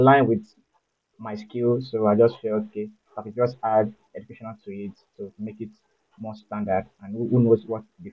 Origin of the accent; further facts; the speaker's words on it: Osun, Nigeria; also born or lived in Lagos / Ibadan; I am from Osun State